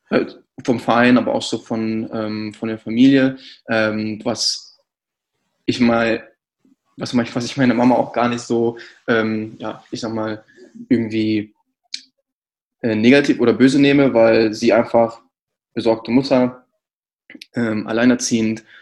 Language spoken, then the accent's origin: German; Kamen, North Rhine-Westphalia, Germany; now in Berlin, Germany; ich bin eigentlich aus Nordrhein-Westfalen und zwar aus der Stadt Kamen